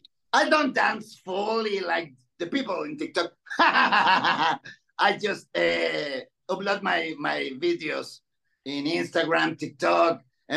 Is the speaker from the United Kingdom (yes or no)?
no; Chile; English is a second language; I've been in England, Spain, Colombia, and right now in Mexico. And Chile. because I'm from Chile.